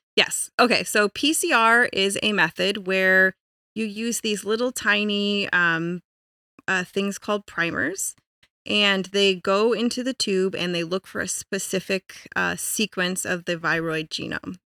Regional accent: Colorado, United States; I was born and raised in Colorado

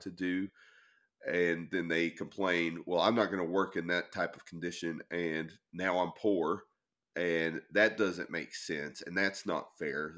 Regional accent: the South, United States; now in Maine, United States; I grew up in the South

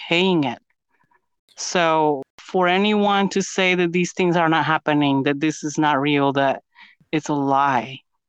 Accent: Guatemala City, Guatemala Department, Guatemala; now in United States; I'm from Guatemala City, Guatemala.

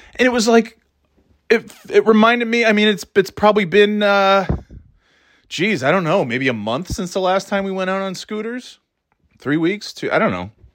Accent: New York, United States; moved away as an adult; now in New England, United States; my thirty years growing up in New York

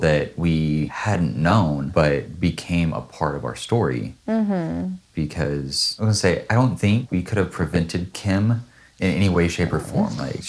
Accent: Washougal, Washington, United States; moved away as an adult; now in Singapore; I'm like, well, I grew up in Washougal.

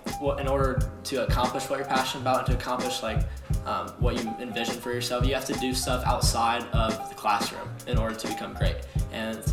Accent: Pittsburgh, Pennsylvania, United States; moved away as an adult; now in Cincinnati, United States; My family's from I'm from Pittsburgh

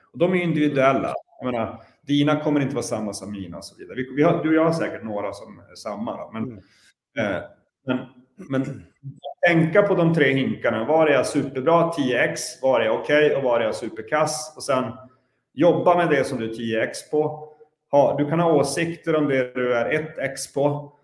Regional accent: Luleå, Norrbotten County, Sweden; i Luleå i vart fall, där jag kommer ifrån

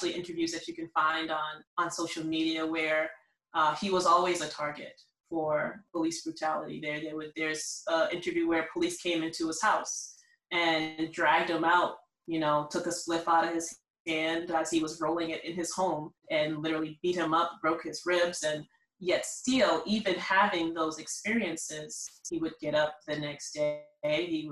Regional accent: Boston, Massachusetts, United States; I'm from Boston, the inner city.

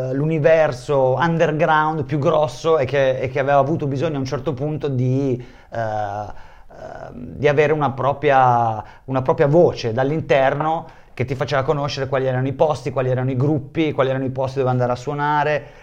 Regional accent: Bologna, Emilia-Romagna, Italy; moved away; also born or lived in Tuscany; io sono nato a Bologna, in quel periodo vivevo in Toscana

